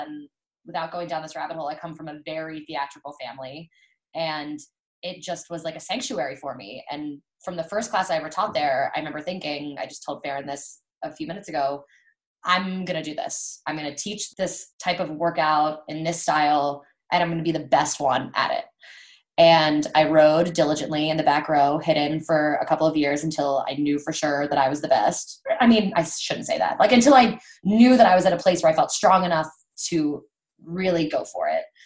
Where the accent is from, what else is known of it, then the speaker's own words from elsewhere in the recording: Baltimore, Maryland, United States; I'm from the Baltimore area and kind of stayed local through school